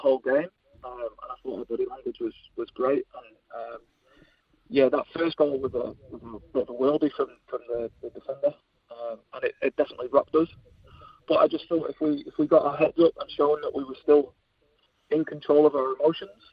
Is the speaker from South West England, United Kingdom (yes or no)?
no; between Liverpool and Manchester, North West England, United Kingdom; now in New Zealand; We grew up in the UK. We're between Liverpool and Manchester.